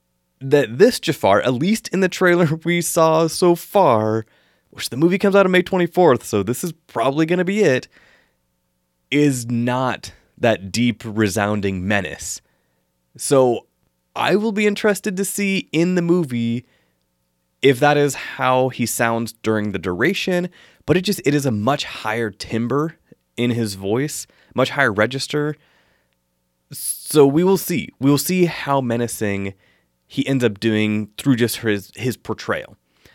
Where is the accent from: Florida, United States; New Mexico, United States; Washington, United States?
Washington, United States; I grew up in Eastern Washington, where we used to get feet of snow in the winter, and it was amazing.